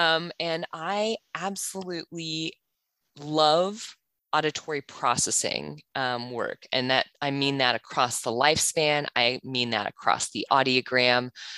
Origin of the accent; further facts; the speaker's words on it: Kansas, United States; moved away as an adult; also born or lived in New Zealand; now in Australia; I'm originally from Kansas. I've spent the last decade living in New Zealand, and now I live in Australia. So I have pretty much the most awkward, both dialect and sense of humor.